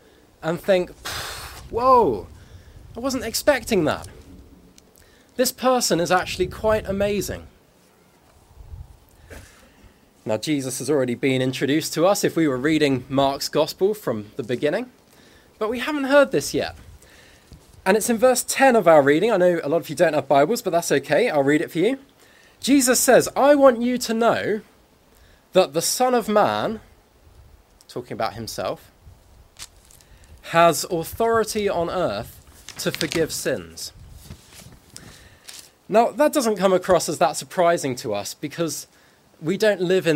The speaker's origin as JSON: {"language": "English", "country": "Guernsey", "said": "I said I was from Guernsey"}